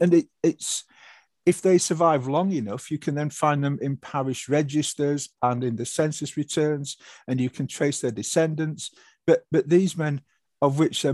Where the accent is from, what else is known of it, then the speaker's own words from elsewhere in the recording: Yorkshire and the Humber, United Kingdom; I'm a Yorkshireman, a former soldier working in education at the minute.